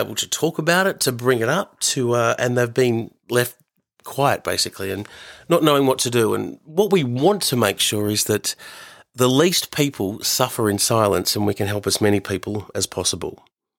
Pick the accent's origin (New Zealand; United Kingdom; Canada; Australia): Australia; growing up in Australia in the 80s as a Fijian Indian boy